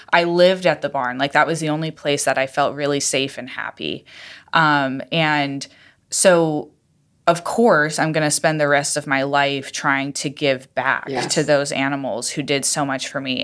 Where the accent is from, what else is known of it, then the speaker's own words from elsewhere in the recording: Iowa, United States; moved away; I'm from Iowa